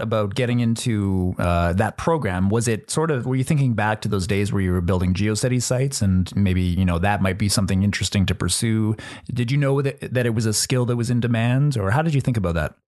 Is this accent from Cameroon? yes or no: no; Northern Canada, Canada; we actually grew up together in the same town. We, we grew up in Northern Canada